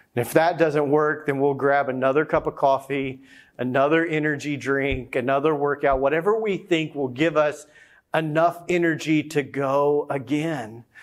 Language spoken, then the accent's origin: English; the South, United States; growing up as a kid, growing up in the South